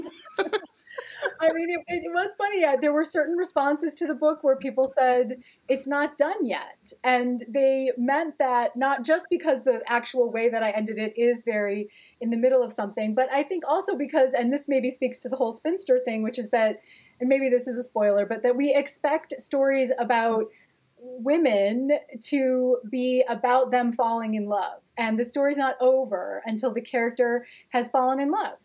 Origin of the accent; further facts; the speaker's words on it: Gary, Indiana, United States; My grandparents had come from Italy, and somehow everybody wound up in Gary, Indiana